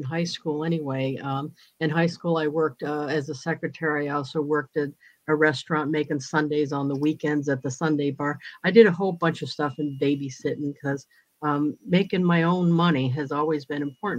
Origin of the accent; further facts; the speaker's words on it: New England, United States; moved away as an adult; also born or lived in Mississippi / South Carolina; now in New Hampshire, United States; I'm originally from New England